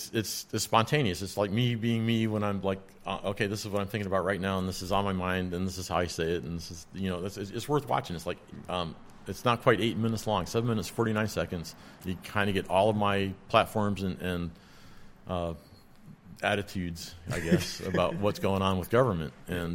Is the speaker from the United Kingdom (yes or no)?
no; Ireland; Oh, but I'm from Ireland. I don't know what a shot glass is.